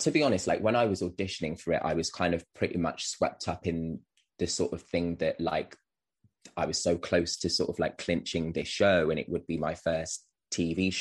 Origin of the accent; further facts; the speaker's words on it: Wolverhampton, West Midlands, United Kingdom; I'm from Wolverhampton. I live in Wolverhampton.